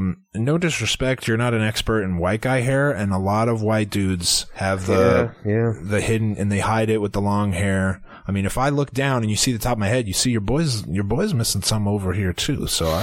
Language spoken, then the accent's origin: English; Philadelphia, Pennsylvania, United States; Area code 215. … I'm from Philadelphia.